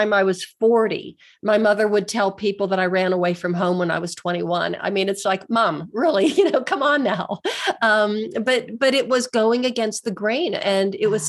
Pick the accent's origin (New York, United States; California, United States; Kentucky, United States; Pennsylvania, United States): Pennsylvania, United States; moved away as an adult; now in Denver, United States; I moved away from my hometown. I'm from a small steel town in Western Pennsylvania. And that's why I now live in Denver, Colorado, because I just really wanted to get away.